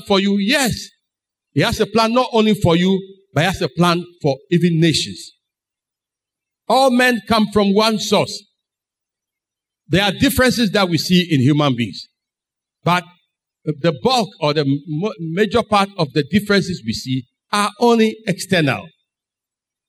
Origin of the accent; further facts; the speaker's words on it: Ghana; I am a Ghanaian.